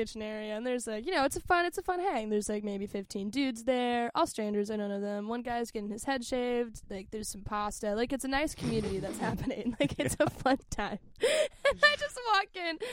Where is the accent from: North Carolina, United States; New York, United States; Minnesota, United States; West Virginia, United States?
West Virginia, United States; I'm from West Virginia